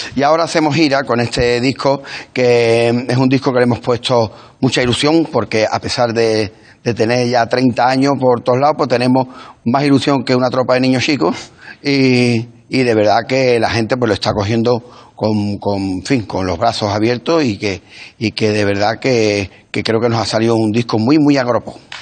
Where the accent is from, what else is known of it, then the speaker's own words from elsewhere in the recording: Los Palacios y Villafranca, Andalusia, Spain; los palacios de mi pueblo